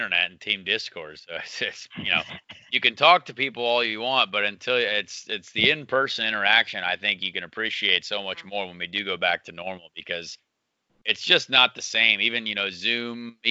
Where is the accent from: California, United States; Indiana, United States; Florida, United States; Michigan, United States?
Indiana, United States; Indianapolis; this is my hometown.